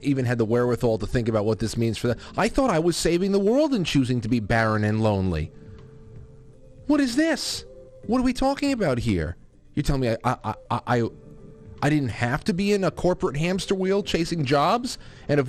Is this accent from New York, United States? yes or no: yes; New York, United States; my home state of New York